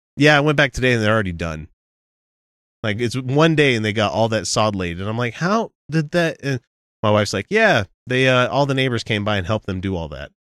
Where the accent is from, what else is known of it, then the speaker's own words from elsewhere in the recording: Utah, United States; we're from Utah.